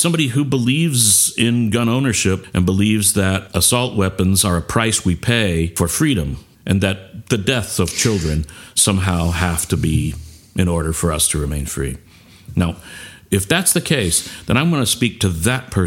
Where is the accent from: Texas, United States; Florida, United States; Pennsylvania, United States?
Texas, United States; I'm from Texas